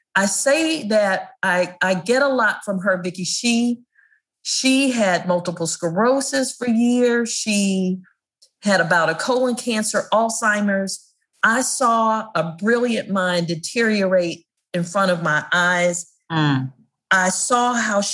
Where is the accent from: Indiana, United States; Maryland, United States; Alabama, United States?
Maryland, United States; Prince George's County; as a kid growing up in Prince George's County, Maryland